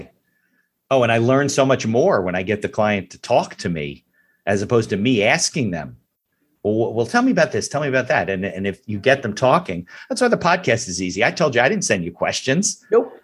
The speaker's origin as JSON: {"language": "English", "region": "New Jersey", "country": "United States", "said": "we're from New Jersey"}